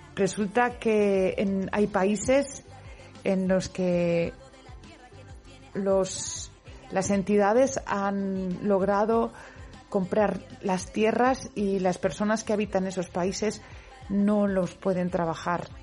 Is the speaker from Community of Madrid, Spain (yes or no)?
no; Valencian speaker, Valencian Community, Spain; Yo soy valenciano parlante, lo sabéis pero también soy castellano parlante